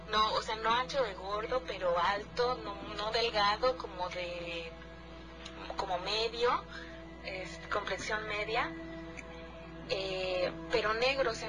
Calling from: Cuernavaca, Morelos, Mexico; Hola, buenas noches, Gina y Nacho … de Cuernavaca.

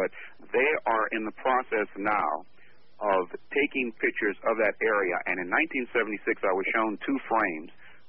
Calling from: Richmond, California, United States; Good morning to both of you, and … I'm calling from Richmond, California.

